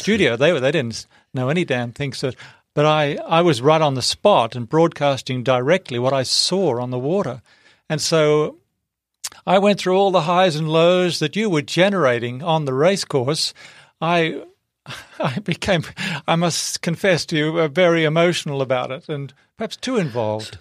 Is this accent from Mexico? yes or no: no; Australia; I'm an Australian